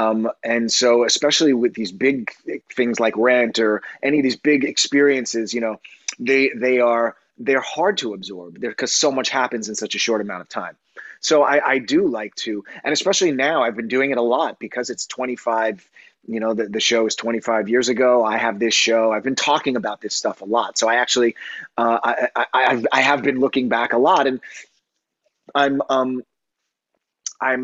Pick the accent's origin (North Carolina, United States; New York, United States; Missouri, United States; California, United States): New York, United States; New York City; also born or lived in Long Island; I was living in New York City where I grew up and here on Long Island, I grew up too.